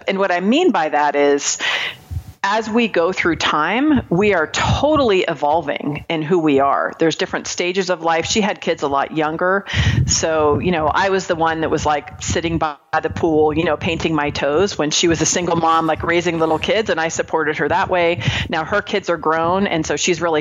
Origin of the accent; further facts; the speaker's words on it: Marin County, California, United States; I grew up in Marin County, California.